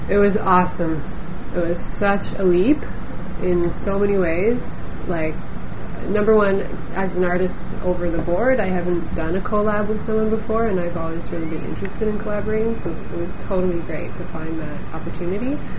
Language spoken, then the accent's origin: English; Toronto, Ontario, Canada; We're both from Toronto